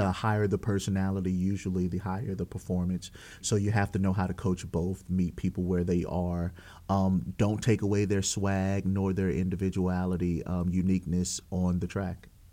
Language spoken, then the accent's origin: English; Walker, Louisiana, United States; I came from Walker High School